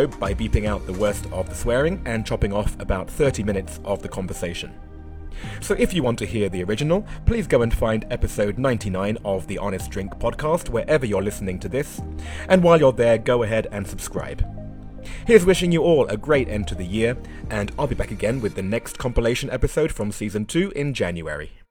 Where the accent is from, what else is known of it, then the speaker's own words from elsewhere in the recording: England, United Kingdom; I'm English. We're not really polite. We just use it as a weapon.